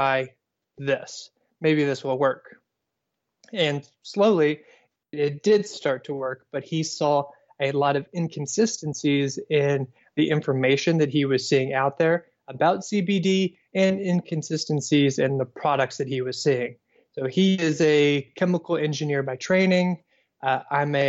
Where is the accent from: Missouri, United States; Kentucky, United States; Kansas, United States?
Kentucky, United States; Owensboro; also born or lived in Tennessee / Louisville, Kentucky / Indiana; I was born in Tennessee, but I never claim it because I moved before I was one. I grew up in Kentucky, in Owensboro, Kentucky